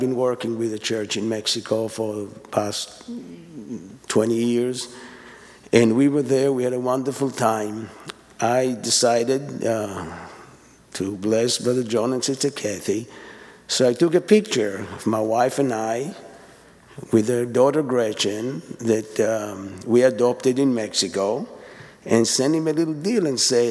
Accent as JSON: {"language": "English", "country": "Israel", "second_language": "English", "moved": "yes", "lives_now": "East Texas, United States", "said": "I'm the other family from Israel"}